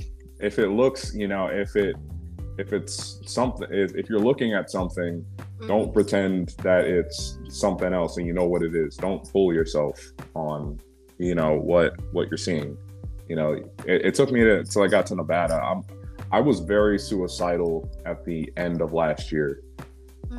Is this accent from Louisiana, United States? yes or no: yes; Baton Rouge, Louisiana, United States; moved away; I didn't grow up in New Orleans. I grew up in the state capital, um, called Baton Rouge